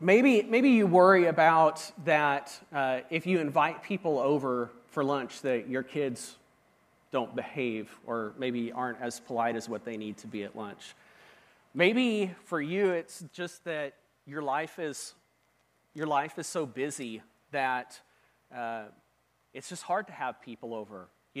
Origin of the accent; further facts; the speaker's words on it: Washington, United States; moved away; See, I grew up in Washington State, and when I came to Oklahoma, I started experiencing some things that were just really different.